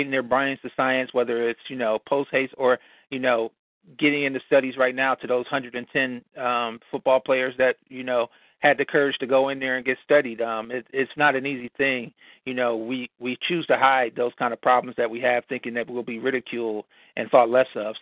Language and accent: English; Cleveland, Ohio, United States; Cleveland born and raised, Buckeye born and bred.